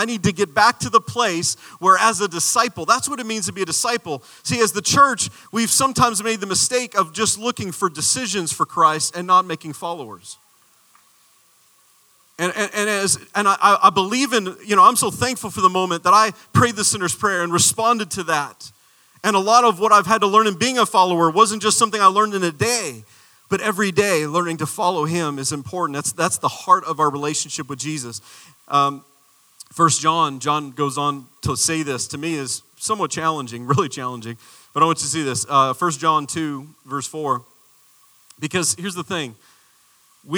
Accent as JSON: {"language": "English", "region": "Arizona", "country": "United States", "said": "I'm from the desert. I'm a desert boy. I'm from Arizona."}